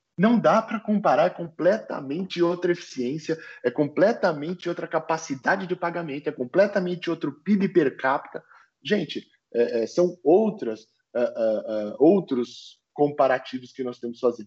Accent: Brazil

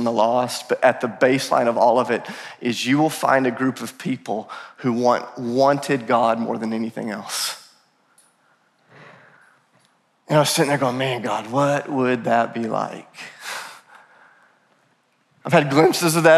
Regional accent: the South, United States; I'm from the South

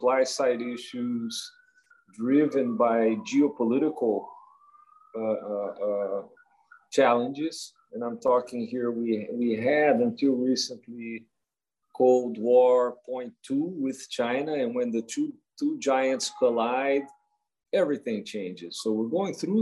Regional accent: Rio de Janeiro, Brazil; I grew up in Rio de Janeiro, Brazil

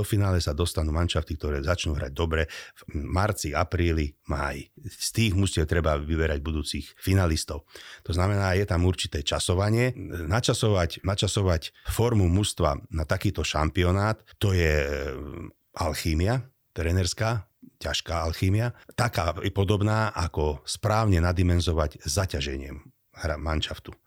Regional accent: Slovakia; nie sme my Slováci

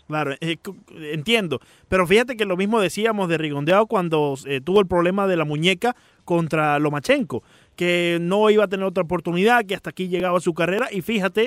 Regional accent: Maracaibo, Zulia, Venezuela; como maracucho

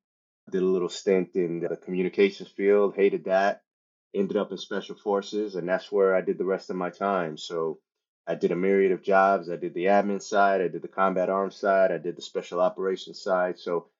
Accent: San Antonio, Texas, United States; English is a second language; English is my second language. And, I grew up partially in Texas. So I claim Texas to San Antonio. From Texas, I joined the Army.

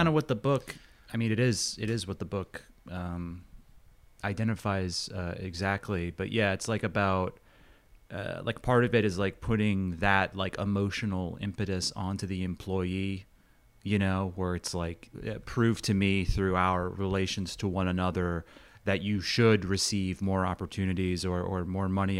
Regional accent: Long Island, New York, United States; born or raised there; moved away as an adult; also born or lived in Queens, New York / Brooklyn, New York

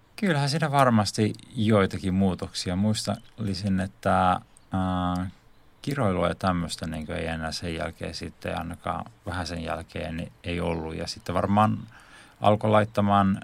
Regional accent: Lohtaja, Central Ostrobothnia, Finland; now in Helsinki, Finland; tuun tuolta Pohjanmaalta, eli Keski-Pohjanmaalta alun perin syntynyt tällaisessa pienellä paikkakunnalla kuin Lohtaja

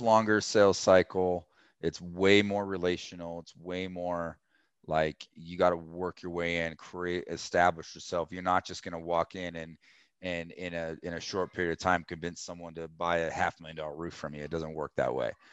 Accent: Colorado, United States; I'm from Colorado. I was born and raised here

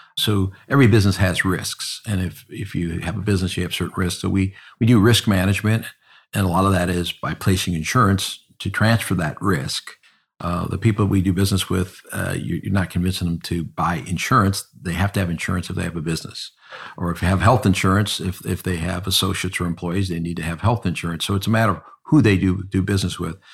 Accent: South Euclid, Ohio, United States; also born or lived in Collinwood, Cleveland; I was born in the inner city, uh, in a neighborhood called Collinwood. And I moved out as a little baby and moved to South Euclid. And then I grew up in South Euclid.

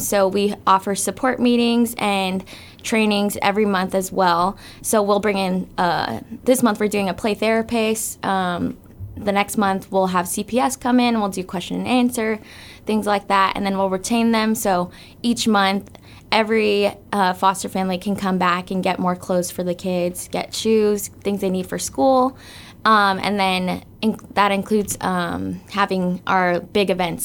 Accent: Guam; I was born and raised here on Guam

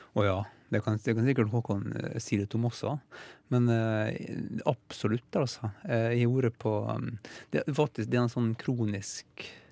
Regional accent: Fræna, Møre og Romsdal, Norway; accent: Molde dialect; now in Oslo, Norway; Jeg kommer fra Fræna, det, ja. Eh, ved siden av Molde

